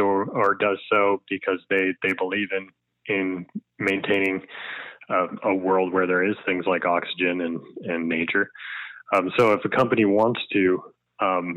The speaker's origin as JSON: {"language": "English", "region": "New Brunswick", "country": "Canada", "tie": "born or raised there", "said": "I grew up in New Brunswick"}